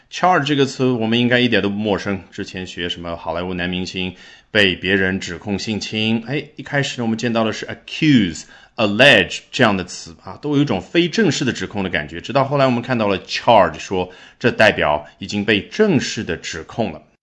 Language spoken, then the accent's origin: Chinese; China; 我们中国人